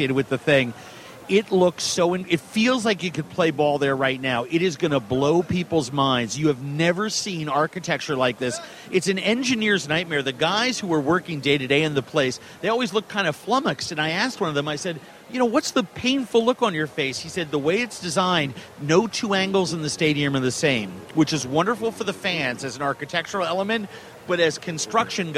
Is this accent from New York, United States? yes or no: no; Minneapolis, Minnesota, United States; You'll be in my hometown. We'll be having this conversation at the convention center in Minneapolis